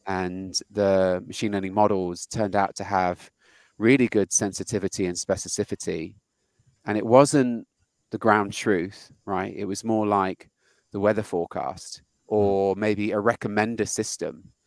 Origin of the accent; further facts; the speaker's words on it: United Kingdom; moved away as an adult; now in United States; when I moved to the US. I'm British and I'm a software engineer